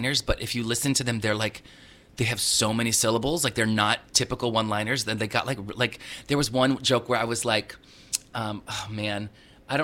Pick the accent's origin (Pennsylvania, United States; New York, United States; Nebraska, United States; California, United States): California, United States; Southern; I grew up in Southern California